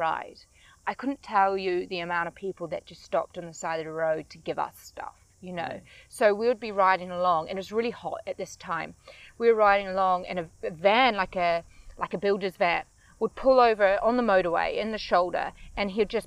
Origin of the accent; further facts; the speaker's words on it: New Zealand; I'm from New Zealand.